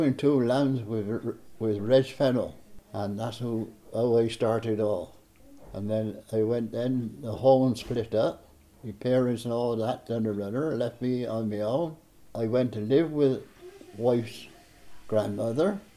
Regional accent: Blakeney, South West England, United Kingdom; I was born on Blakeney Hill

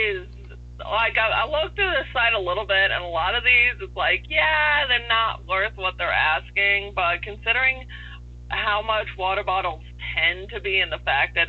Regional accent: New York, United States; I am from New York.

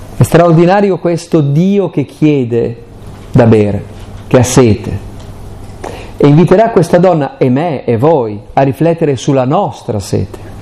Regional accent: Aosta Valley, Italy; io poi sono valdostano

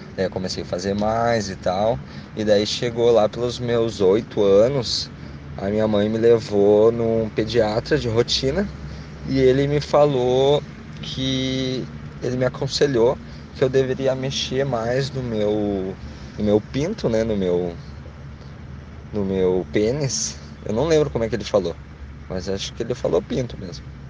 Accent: Canoas, Rio Grande do Sul, Brazil; tenho 28 anos, sou de Canoas

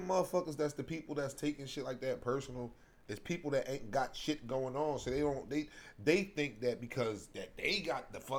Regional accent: Philadelphia, Pennsylvania, United States; because I'm from Philly.

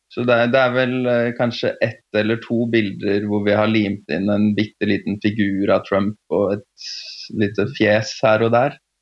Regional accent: Oslo, Norway; moved away as an adult; also born or lived in Prague / London / Istanbul; Født og oppvokst i Oslo.

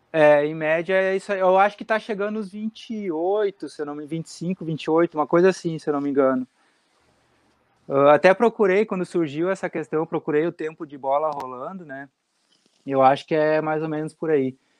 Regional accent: South Region, Brazil; eu sou aqui do Sul

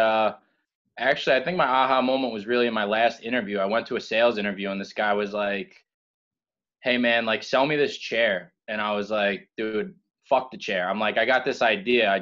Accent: Huntington, New York, United States; moved away as an adult; also born or lived in Tampa; I'm from Long Island, Huntington. Grew up, you know, playing sports

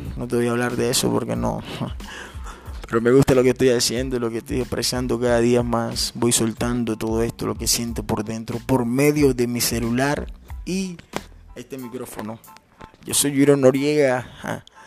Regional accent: Ciénaga, Magdalena, Colombia; moved away; Yo soy costeño, soy de Ciénaga Magdalena, soy de un pueblito llamado Ciénaga Magdalena

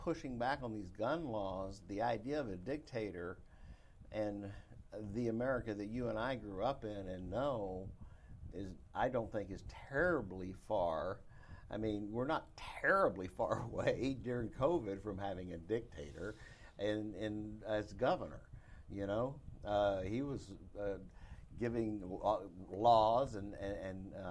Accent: Dallas, Texas, United States; I grew up in North Dallas in an upper middle class, upper class neighborhood in Dallas, Texas.

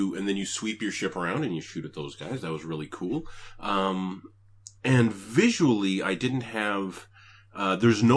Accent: Canada; now I'm Canadian

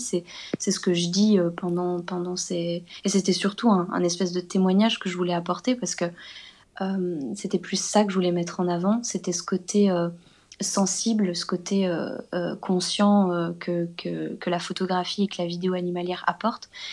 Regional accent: Belgium; une exposition ici en Belgique que j'ai faite, euh, dans mon, dans, dans mon patelin

